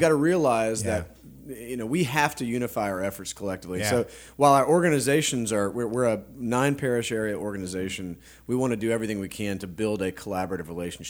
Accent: Lake Charles, Louisiana, United States; moved away as an adult; also born or lived in Baton Rouge; I'm from Lake Charles, Louisiana, but had gone away to college after high school, went to Barb High School

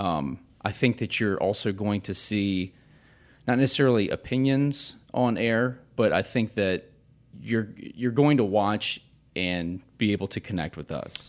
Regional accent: Baton Rouge, Louisiana, United States; this has been my hometown. I grew up here.

